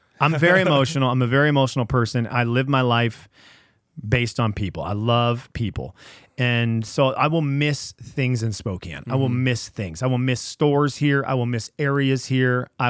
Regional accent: Venezuela; now in United States; my parents, growing up in Venezuela, they didn't have video game consoles.

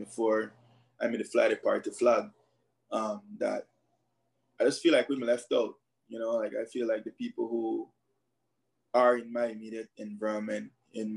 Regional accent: Belize City, Belize District, Belize; I grew up in Belize City, born and raised Southside specifically, Faber's Road area.

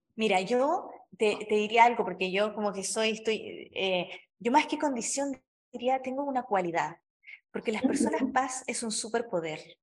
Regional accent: Chile; now in Mexico; Yo vivo en México, soy chilena, pero vivo en México

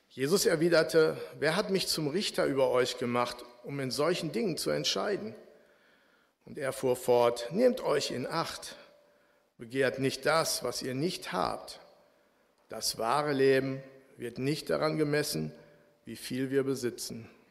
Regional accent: Bielefeld, North Rhine-Westphalia, Germany; moved away as an adult; now in Frankfurt, Germany; in Jöllenbeck, wo ich aufgewachsen bin

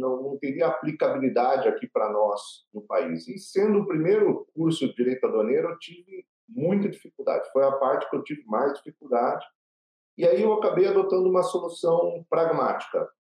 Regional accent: Paraná, Brazil; eu sou filho de catarinenses, né? porém nasci no Paraná

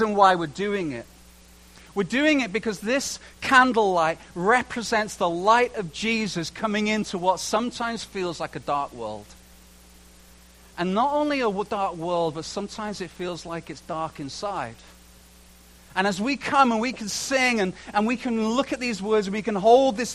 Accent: England, United Kingdom; moved away; also born or lived in Canada; I'm English.

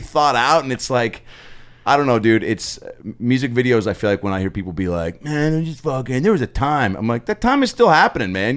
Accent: Seattle, Washington, United States; I'm from Seattle

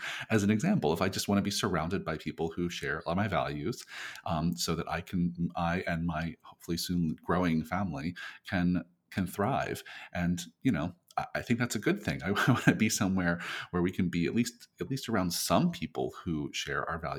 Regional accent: near Long Beach Island, New Jersey, United States; moved away; also born or lived in Burlington County, New Jersey / New York City; We lived in South Jersey near, just basically near Long Beach Island, New Jersey

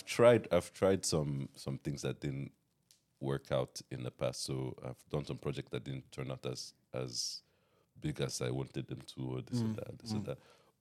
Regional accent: Nigeria; now in United States; When I came from Nigeria to America, I'd be singing in the rooms, and so everybody in the dorm was like, "This kid, this kid is always

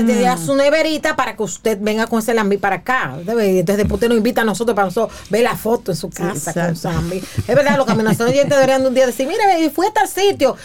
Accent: Dominican Republic; los dominicanos

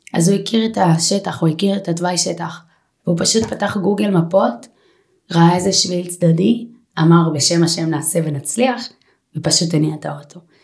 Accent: Holon, Tel Aviv District, Israel; אני מגיעה מאזור חולון

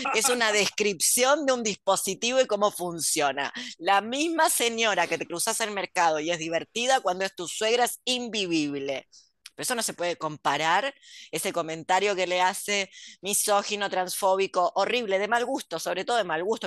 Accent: Argentina; soy argentina

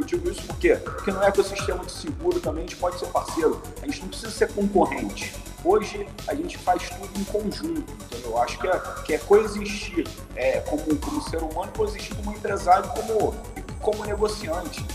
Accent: Niterói, Rio de Janeiro, Brazil; also born or lived in Los Angeles, California; sou de Niterói e comecei minha vida é, como vendedor de plano de saúde na Sul América em 1994

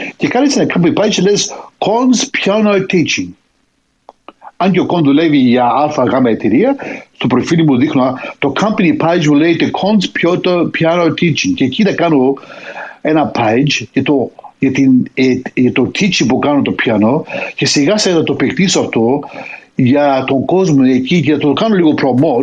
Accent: Greece; την πατρίδα μου

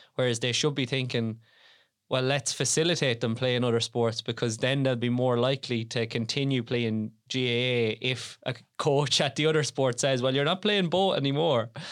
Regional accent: Tipperary, Munster, Ireland; also born or lived in Offaly; I'm from Tipperary.

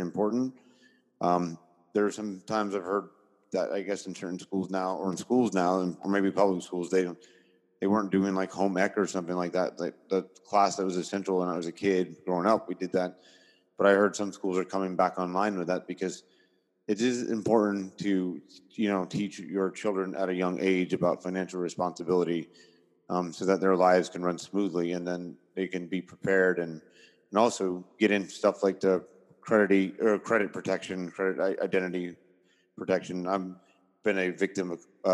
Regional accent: Tampa, Florida, United States; moved away as an adult; also born or lived in St. Petersburg, Florida; now in Orlando, United States; born and raised in Tampa Bay, St. Pete to be exact, but in South Tampa, downtown Tampa is where I grew up.

